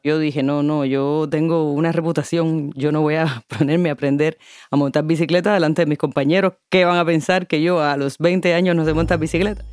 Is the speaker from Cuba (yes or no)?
yes; Havana, Cuba; Es la ciudad donde yo nací, donde he vivido la mayor parte de mi existencia. Es mi barrio y la alegría de sentirme grande porque me dejaran cruzar sola la avenida 41 para visitar a mi amiga de infancia